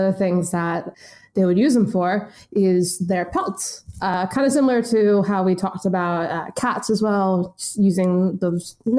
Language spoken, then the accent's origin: English; United States; speaking as an American